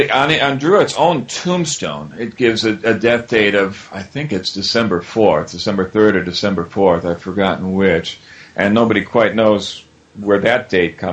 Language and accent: English; United States; being American